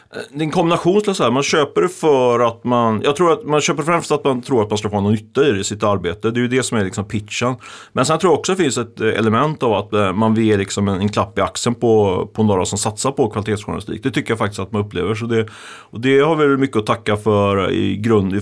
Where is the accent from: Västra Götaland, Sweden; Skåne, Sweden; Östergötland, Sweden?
Västra Götaland, Sweden; Ljungskile; moved away; Där jag kommer från, Ljungskile